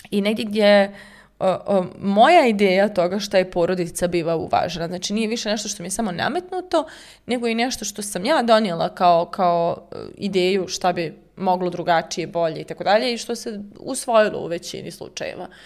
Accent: Kosovo; born there; ja sam djelomično iz Srbije, jeli rođena sam na Kosovu

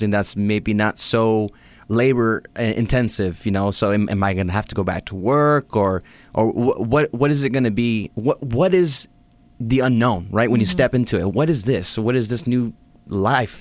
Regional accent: Los Angeles, California, United States; growing up in L.A. and the West Coast

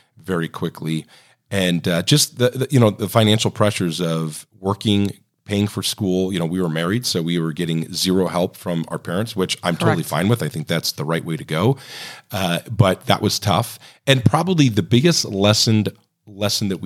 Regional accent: Ohio, United States; moved away as an adult; now in Oregon, United States; I grew up in Ohio

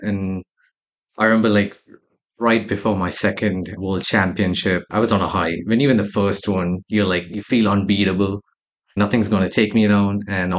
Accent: Saudi Arabia; growing up in Saudi Arabia, like one of the first things my parents always made sure was discipline early on in life.

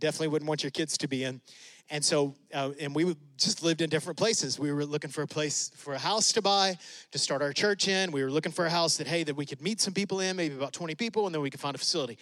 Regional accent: West Texas, United States; we're from West Texas

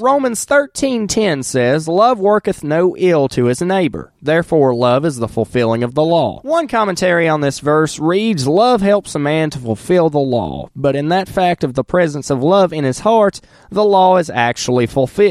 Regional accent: Wilkes County, North Carolina, United States; I'm from Wilkes County

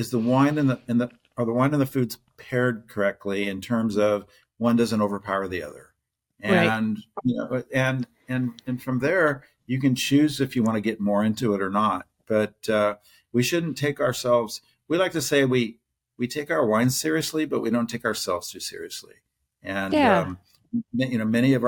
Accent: Ohio, United States; moved away as an adult; also born or lived in Houston; I grew up in Ohio. I'm a Buckeye

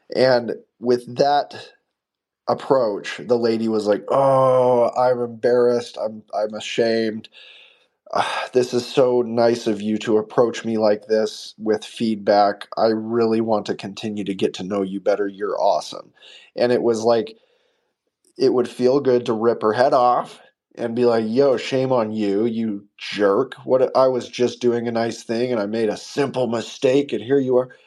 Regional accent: United States; I'm an American

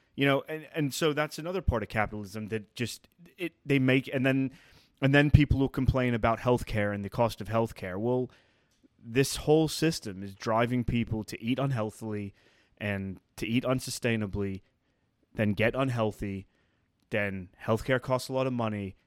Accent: England, United Kingdom; I'm from England

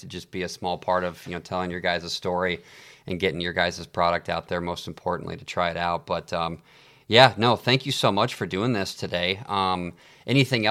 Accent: Midwest, United States; I'm from the Midwest

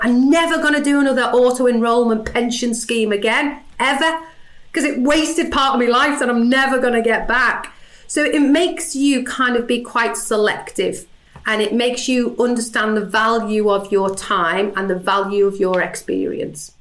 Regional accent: Liverpool, North West England, United Kingdom; accent: Scouse

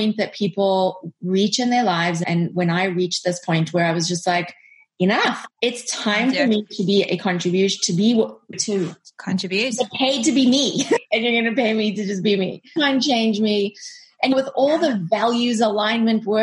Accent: South Africa; moved away; also born or lived in United States; we are both South African, just like you, and we were living abroad

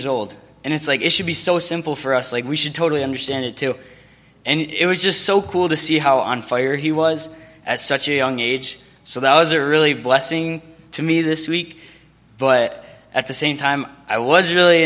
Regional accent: Michigan, United States; I'm from Myo, Michigan

